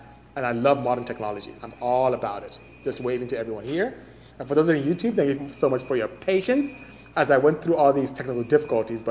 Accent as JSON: {"language": "English", "country": "Nigeria", "moved": "as an adult", "lives_now": "United States", "said": "I am from Nigeria, West Africa. Came here to go to school. Finished engineering, end up staying"}